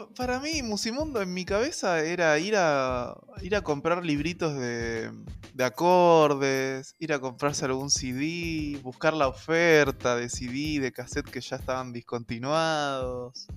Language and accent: Spanish; Argentina; en Argentina, hubieron tres eh, momentos clave en la historia de nuestro país